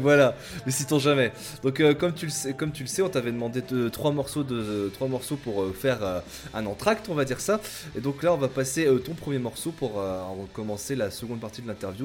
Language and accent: French; Lille, Hauts-de-France, France; je suis lillois